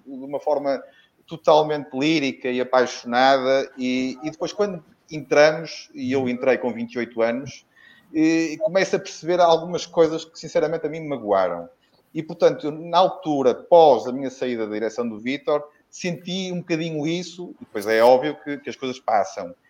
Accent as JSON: {"language": "Portuguese", "town": "Porto", "region": "Norte", "country": "Portugal", "said": "como sou do Porto, apesar de ser vitoriano desde que nasci"}